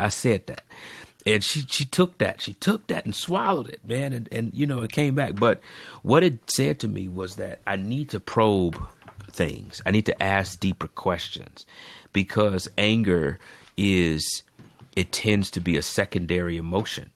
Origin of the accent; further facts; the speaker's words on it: United States; being African American